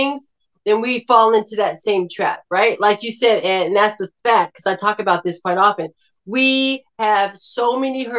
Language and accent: English; Inglewood, California, United States; I come from Los Angeles, California, Inglewood, where I heard and saw drive-by shootings all the time.